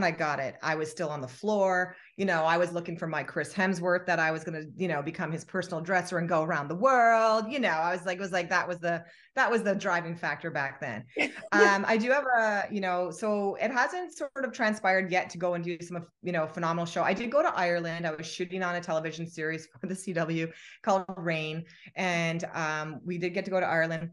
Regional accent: Canada; to come to the US as a Canadian

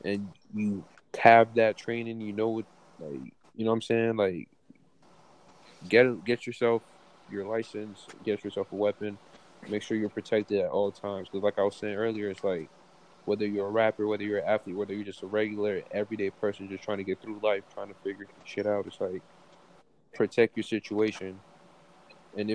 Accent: Broward County, Florida, United States; we're all from Broward. Like we know Broward. We know what happens down here

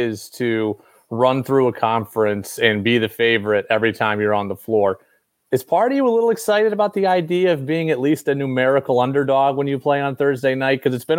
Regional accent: Albany, New York, United States; I grew up in Albany also

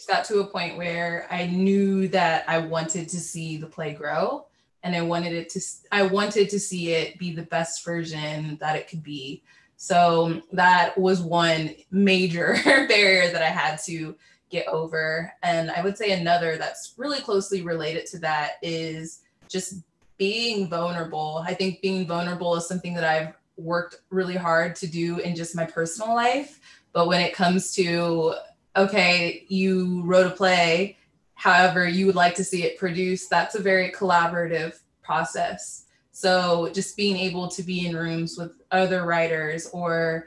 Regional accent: Cincinnati, Ohio, United States; I am from Cincinnati, Ohio

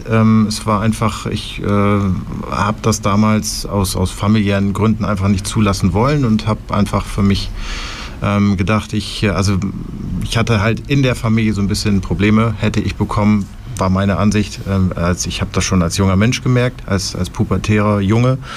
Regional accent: Germany; moved away as an adult; now in Bern, Switzerland; Ich komme ursprünglich aus Deutschland, wie man hören kann.

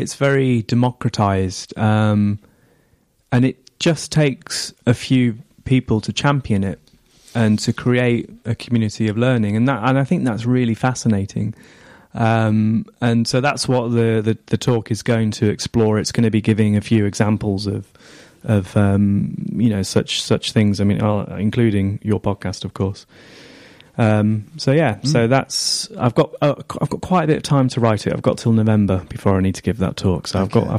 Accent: England, United Kingdom; accent: northern; I don't think my accent is that strong anymore, but every now and again, somebody who's not really used to a northern accent will pick up on it like you have.

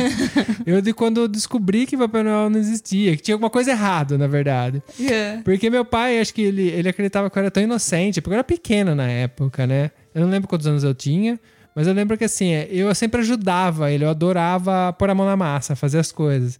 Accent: Brazil; moved away; nasci no Brasil, uma cidade que tem calor, não tinha lareira

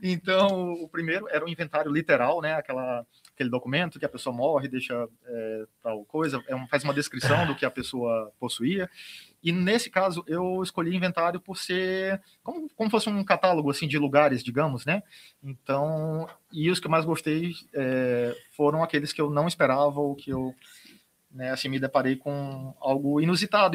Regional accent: Itapiúna, Ceará, Brazil; cidade onde eu nasci, né, que é Itapiúna

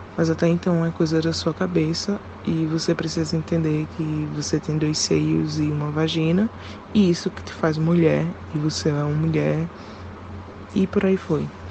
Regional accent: Pernambuco, Brazil; sou do Pernambuco

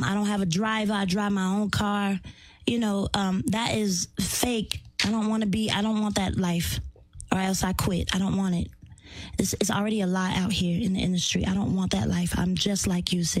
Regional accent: North Carolina, United States; I'm from North Carolina.

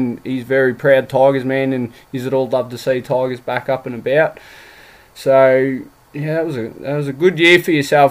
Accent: Seymour, Victoria, Australia; also born or lived in Melbourne; now in Toowoomba, Australia; I grew up in Seymour, so I'm from the Goulburn Valley

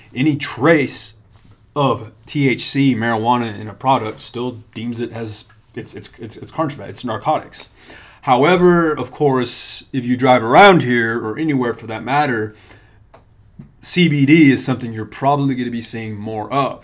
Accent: Hobbs, New Mexico, United States; now in Lubbock, United States; my hometown of Hobbs

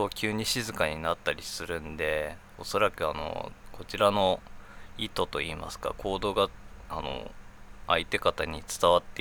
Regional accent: Japan; 成人です39歳です日本人です日本からあの通信を行っております

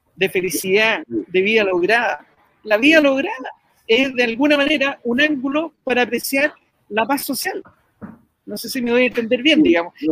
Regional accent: Chile; somos los chilenos

